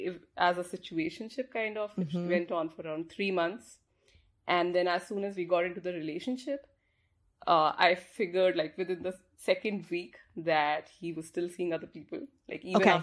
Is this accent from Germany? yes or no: no; India; moved away; so I'm from India, so I live here.